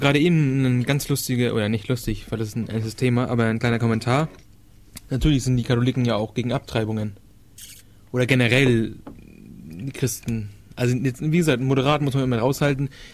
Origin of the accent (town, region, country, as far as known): Denmark; born or raised there